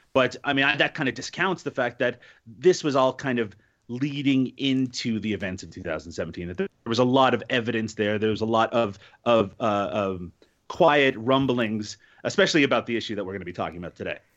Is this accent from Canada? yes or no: yes; Canada; I'm Canadian